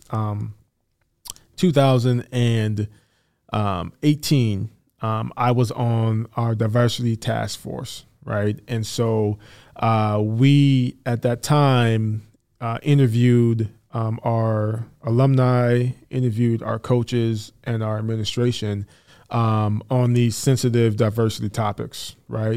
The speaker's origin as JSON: {"language": "English", "town": "Saint Paul", "region": "Minnesota", "country": "United States", "tie": "born or raised there", "moved": "as an adult", "lives_now": "Iowa, United States", "said": "I grew up in Saint Paul"}